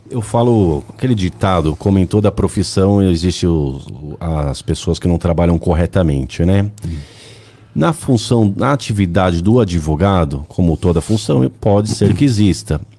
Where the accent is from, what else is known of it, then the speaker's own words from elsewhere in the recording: São Bernardo do Campo, São Paulo, Brazil; Nasci em São Bernardo, moro em São Bernardo, estudei em São